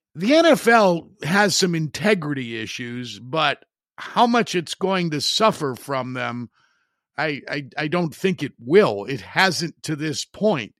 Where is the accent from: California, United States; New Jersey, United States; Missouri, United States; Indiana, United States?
Indiana, United States; Highland; my hometown of Highland, Indiana